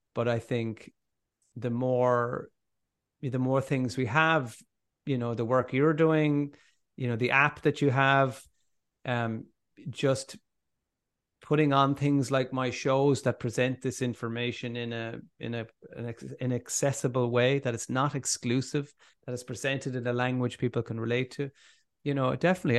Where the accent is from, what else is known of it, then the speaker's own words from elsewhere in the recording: Ireland; as Irish people